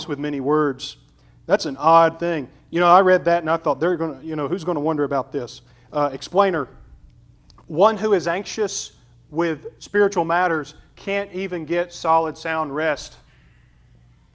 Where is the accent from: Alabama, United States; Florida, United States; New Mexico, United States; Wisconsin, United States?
Alabama, United States; We're rednecks from Alabama